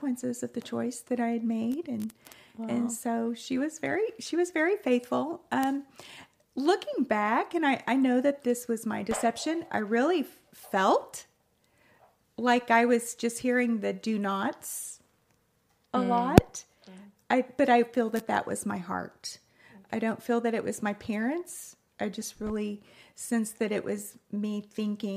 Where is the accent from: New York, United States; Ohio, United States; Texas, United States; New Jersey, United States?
Texas, United States; moved away as an adult; also born or lived in New Orleans / Bakersfield; I was born in the great state of Texas and lived there all of my life until I got married